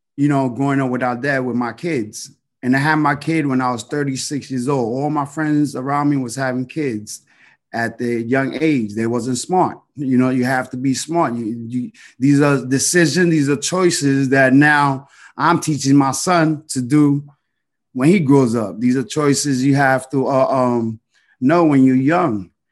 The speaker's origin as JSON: {"language": "English", "town": "New York City", "region": "New York", "country": "United States", "tie": "born or raised there", "said": "growing up in the Heights"}